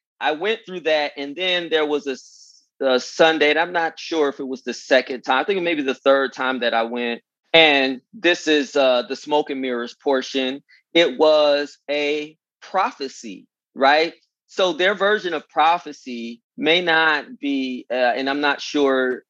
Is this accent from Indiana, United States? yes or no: no; California, United States; moved away as an adult; also born or lived in Virginia; I'm from California.